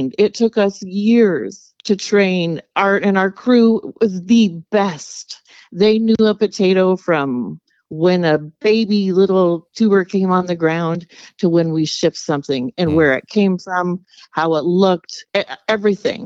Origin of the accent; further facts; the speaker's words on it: Lynden, Washington, United States; We were both raised in Lynden